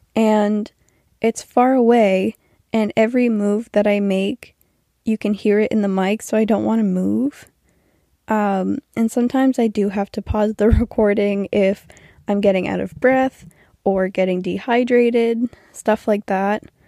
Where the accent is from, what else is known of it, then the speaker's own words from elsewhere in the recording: New Brunswick, Canada; I'm from New Brunswick, Canada